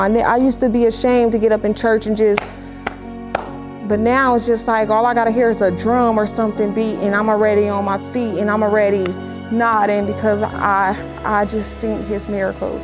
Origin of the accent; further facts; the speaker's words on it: Los Angeles, California, United States; I'm born and raised in Los Angeles, California